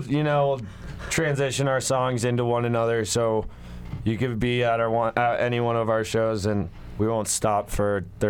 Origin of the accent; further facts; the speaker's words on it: Vail, Colorado, United States; now in Boulder, United States; growing up in Vail